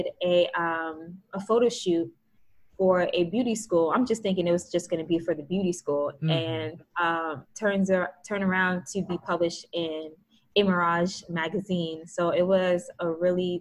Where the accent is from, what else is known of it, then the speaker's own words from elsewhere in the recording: New Jersey, United States; because I'm from Jersey